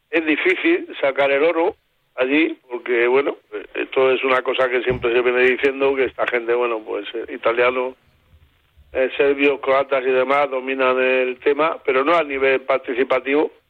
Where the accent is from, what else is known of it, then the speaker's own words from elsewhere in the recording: Extremadura, Spain; Pues yo soy extremeño.